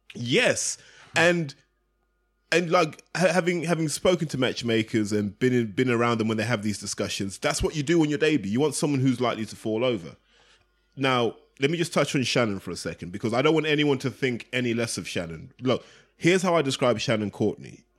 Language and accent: English; United Kingdom; British fans